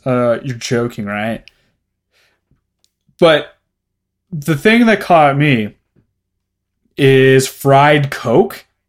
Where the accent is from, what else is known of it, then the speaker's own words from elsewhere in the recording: Red Deer, Alberta, Canada; Not by the description they give. Not like I really don't give a shit about my hometown.